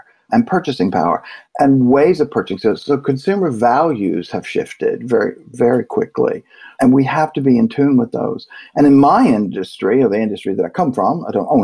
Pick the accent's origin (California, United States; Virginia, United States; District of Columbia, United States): Virginia, United States; I'm from Virginia, so my English is terrible.